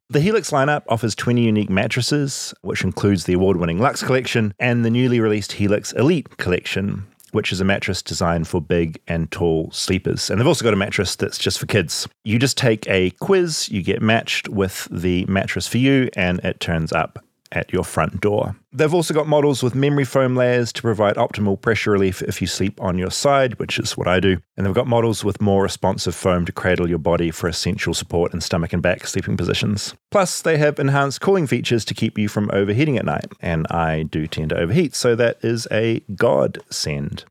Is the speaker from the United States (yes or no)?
no; New Zealand